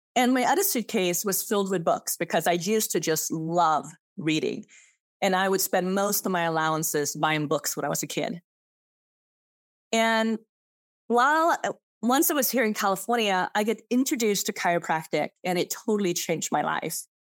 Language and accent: English; Sweden; English is a second language; also born or lived in Switzerland / San Francisco; now in Austin, United States; I I'm born in Zevers, a little, tiny, small town under, uh, Geneva Lake in Switzerland. And I grew up in Sweden